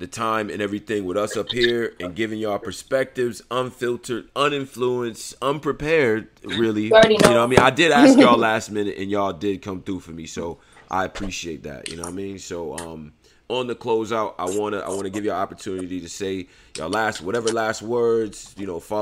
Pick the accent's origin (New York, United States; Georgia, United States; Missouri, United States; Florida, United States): New York, United States; Rochester; I grew up in Rochester, New York.